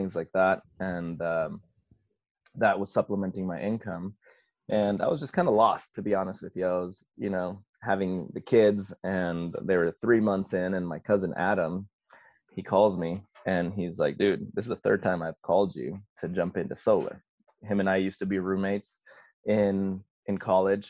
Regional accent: Ciudad Juárez, Chihuahua, Mexico; first language Spanish; English is a second language; also born or lived in El Paso, Texas / San Antonio, Texas / Pensacola, Florida; now in Florida, United States; I'm originally from El Paso, which is a border city with Ciudad Juarez. And so I grew up in Mexico, crossing the bridge every day to come to school in the States so I could learn English.

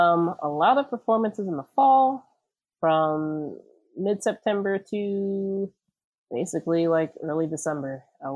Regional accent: Virginia, United States; I'm from Virginia too.

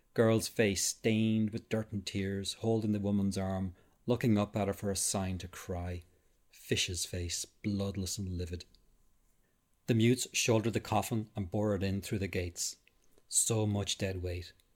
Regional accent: Ireland; graveyards in my hometown, there was the Protestant side and the mm-hmm. Catholic mm-hmm. side of the same graveyard

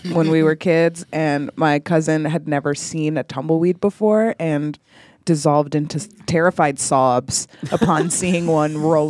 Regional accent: El Paso, Texas, United States; So I'm from El Paso, Texas, and I have family in Houston.

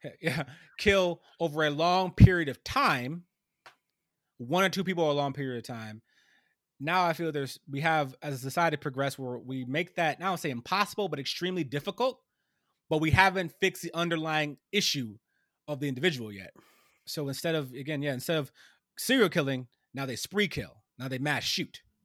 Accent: Ohio, United States; my home state of Ohio, actually, my home state

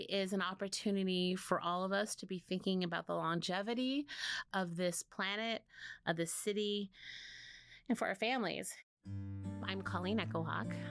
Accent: rural Alaska, United States; such solidarity and alliance with my people on my mom's side, I am Athabaskan. I grew up in rural Alaska, very connected to the idea of subsistence.

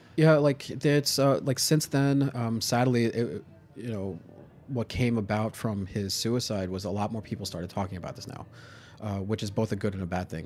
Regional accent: New York City, New York, United States; I grew up in Staten Island

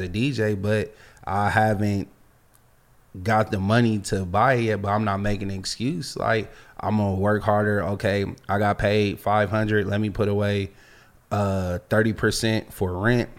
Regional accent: Los Angeles, California, United States; also born or lived in Virginia; I'm from Los Angeles. Like, we grew up in a melting pot

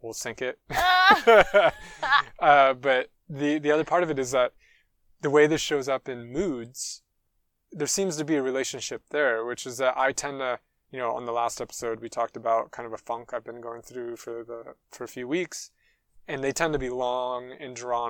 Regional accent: United States; also born or lived in United Kingdom; now in France; as an American

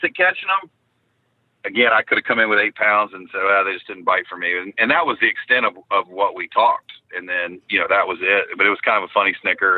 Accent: Florida, United States; I grew up fishing in the Florida. We called it the Gator Division down here, BFL fishing.

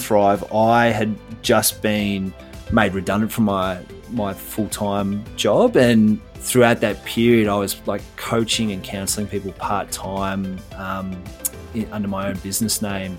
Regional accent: Melbourne, Victoria, Australia; So I was born in Melbourne, Victoria, Australia, East Melbourne to be precise. And now I still live in Australia and Victoria, but I live on the Mornington Peninsula, so down on the coast.

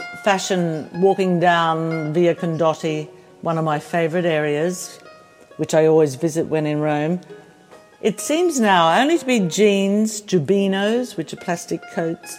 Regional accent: Australia; also born or lived in Pozzuoli, Italy; I am Australian

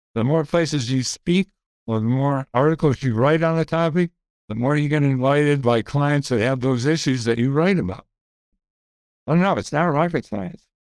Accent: Grand Rapids, Michigan, United States; I grew up in Grand Rapids

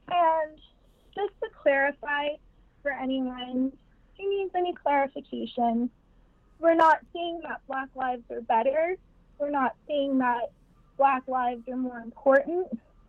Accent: St. Vincent & Grenadines; born or raised there; also born or lived in New York, United States / Los Angeles, United States; now in United States

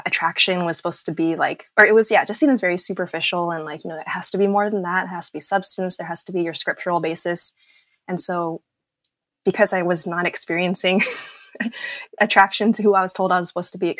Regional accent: Southern California, United States; as like a young Asian girl, you know, growing up in Southern California, like a young Southern Californian pastor's kid

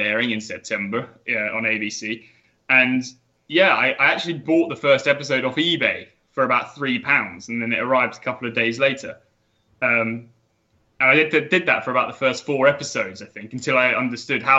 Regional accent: England, United Kingdom; I'm from England

